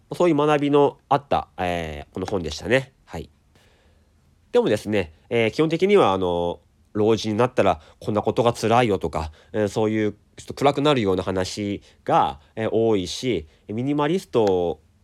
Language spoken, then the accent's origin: Japanese; Daisen, Akita, Japan; 秋田ってあの大曲の花火っていうのがね日本一の花火大会があるんですがあそこ僕出身なんですよだからあのちっちゃい時というかまあ10代まではずっと毎年見てたんですよ